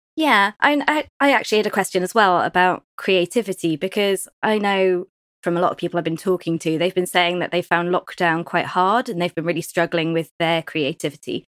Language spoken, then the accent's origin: English; Cornwall, South West England, United Kingdom; being Cornish